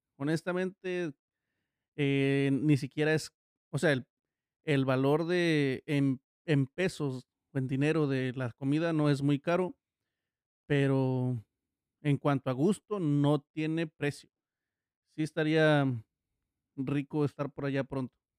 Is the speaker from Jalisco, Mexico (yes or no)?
no; Miahuatlán de Porfirio Díaz, Oaxaca, Mexico; yo soy de, de Miagua York. de Porfirio Díaz. O para los locales de Miagua Rancho. Este a su vez es un distrito de Oaxaca